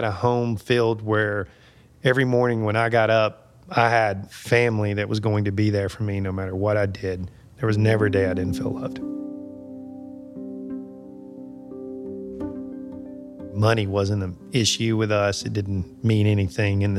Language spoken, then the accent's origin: English; Alabama, United States; I'm told I was born in Alabama.